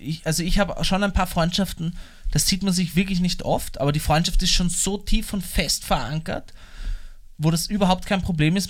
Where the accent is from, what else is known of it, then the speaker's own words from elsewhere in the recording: Vienna, Austria; ich zum Beispiel als Wiener